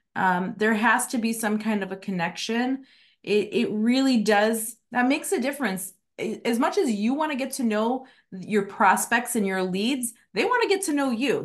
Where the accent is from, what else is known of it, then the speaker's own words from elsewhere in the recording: Chicago, Illinois, United States; now in Arizona, United States; I'm from Chicago, I haven't lived there in twenty-one years